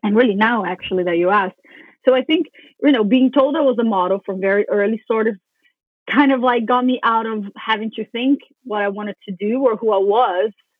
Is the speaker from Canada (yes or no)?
no; Brazil; growing up in Brazil, being 14, 15, really tall, really skinny